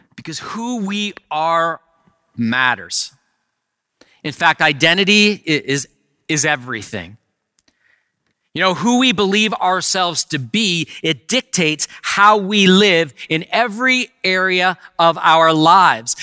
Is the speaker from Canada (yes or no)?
yes; Canada; I am a Canadian citizen